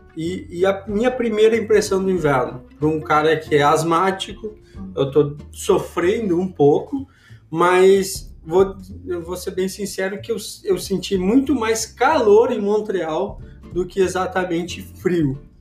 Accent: Brazil; moved away; A gente é, é do Brasil

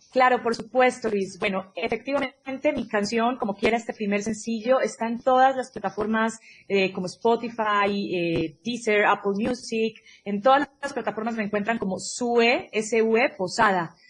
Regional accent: Colombia; moved away as an adult; also born or lived in Mexico; now in Mexico City, Mexico; yo soy colombiana, pero divido mi corazón entre México y Colombia porque habito este país hermoso y maravilloso desde hace seis años

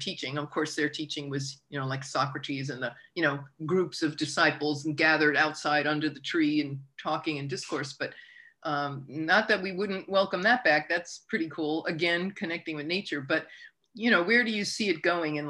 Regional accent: United States; as an American

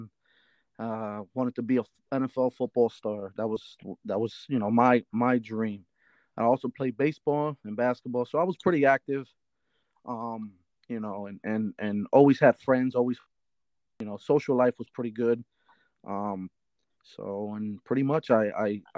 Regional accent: Reading, Pennsylvania, United States; also born or lived in Shillington, Pennsylvania; So I grew up in Reading. I was born and raised in St. Joseph Hospital. So I grew up in Reading

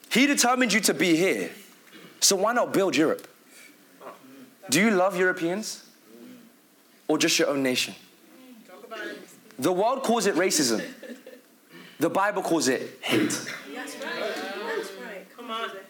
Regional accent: Philippines; accent: British; Because I know for me, my British accent is so strong, I start to say some words very British. Even my own nation in Philippines, they, they butcher me for saying it.

